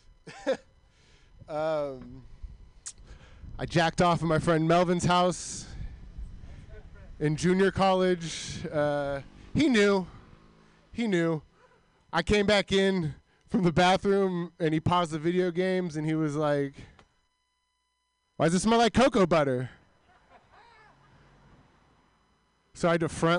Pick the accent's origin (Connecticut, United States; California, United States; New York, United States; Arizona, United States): California, United States; Milpitas; growing up in Milpitas